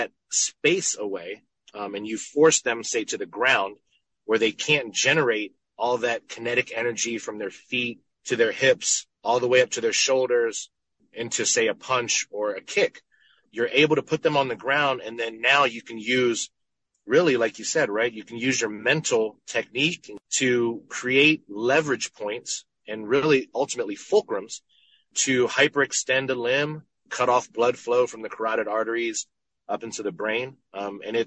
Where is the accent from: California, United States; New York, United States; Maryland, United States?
Maryland, United States; Temple Hills; I grew up in Temple Hills, Maryland